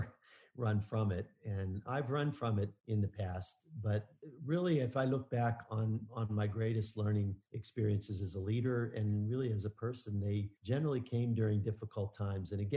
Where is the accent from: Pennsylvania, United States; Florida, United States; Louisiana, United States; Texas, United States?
Pennsylvania, United States; Pittsburgh; I grew up in Pittsburgh.